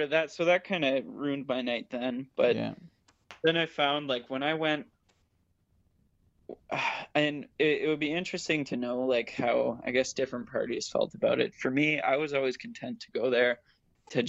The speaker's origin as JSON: {"language": "English", "town": "Ottawa", "region": "Ontario", "country": "Canada", "tie": "born or raised there", "moved": "as an adult", "lives_now": "Hamilton, Canada", "said": "back in my hometown of Ottawa. And now I go to school. I'm still in Hamilton"}